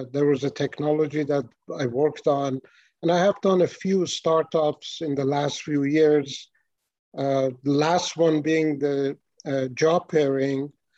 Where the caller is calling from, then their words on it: Columbus, Ohio, United States; I'm calling from Columbus, Ohio. I've been here for about 8 years in Ohio.